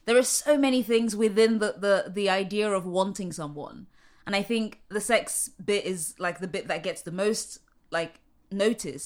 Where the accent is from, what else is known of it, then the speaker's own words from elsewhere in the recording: London, United Kingdom; moved away as an adult; now in New York, United States; at that time I was living in London, which is where I'm from